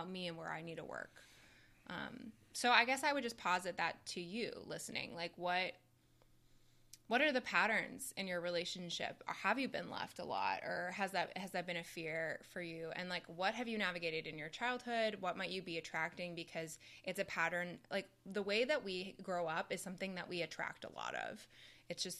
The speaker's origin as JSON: {"language": "English", "country": "Canada", "said": "I'm Canadian"}